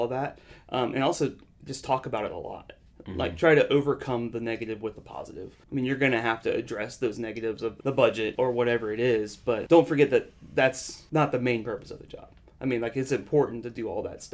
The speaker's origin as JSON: {"language": "English", "town": "Panama City", "region": "Florida", "country": "United States", "moved": "yes", "lives_now": "Mobile, United States", "said": "I'm from Panama City, Florida, originally"}